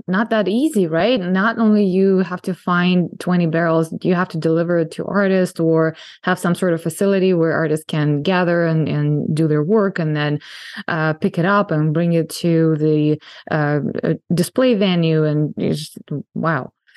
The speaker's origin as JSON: {"language": "English", "town": "San Diego", "region": "California", "country": "United States", "tie": "born or raised there", "said": "my hometown of San Diego"}